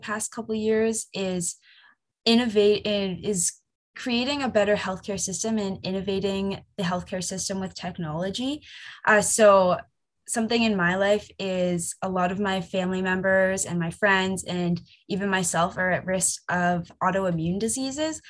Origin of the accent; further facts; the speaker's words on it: Waterdown, Ontario, Canada; I am originally from Hamilton, a small town called Waterdown.